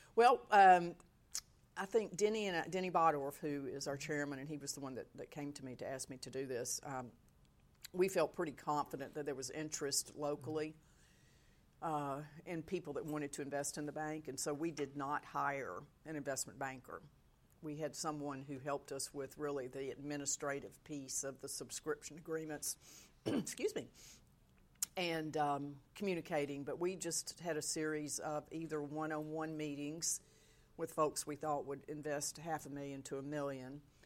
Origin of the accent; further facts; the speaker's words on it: South Georgia, United States; also born or lived in Mississippi; grew up in South Georgia